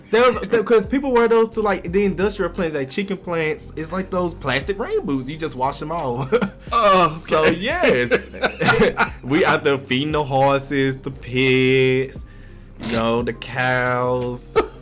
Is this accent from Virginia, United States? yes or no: no; Mississippi, United States; Yes, they never suspect I'm from Mississippi until I started talking.